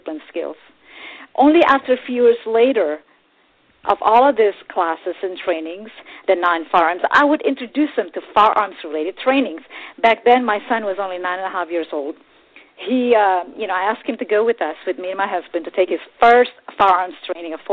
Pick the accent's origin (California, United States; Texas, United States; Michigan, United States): Texas, United States; I grew up in Texas since I was a little kid.